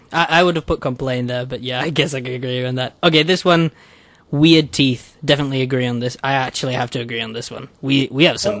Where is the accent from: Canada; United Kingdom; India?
United Kingdom; even though I'm British.